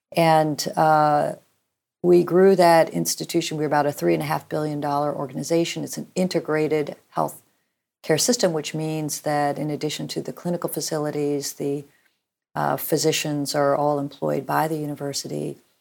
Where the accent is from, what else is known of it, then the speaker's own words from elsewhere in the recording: Norman, Oklahoma, United States; I grew up in Norman, Oklahoma